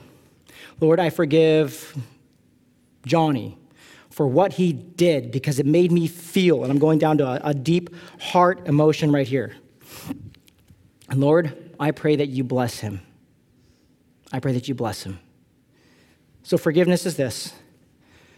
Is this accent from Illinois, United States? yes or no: no; California, United States; I'm from California